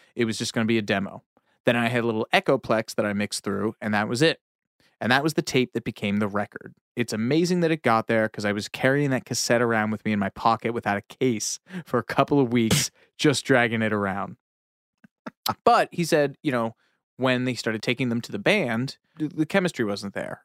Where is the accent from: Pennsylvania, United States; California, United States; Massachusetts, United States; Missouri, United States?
Pennsylvania, United States; I grew up in Pennsylvania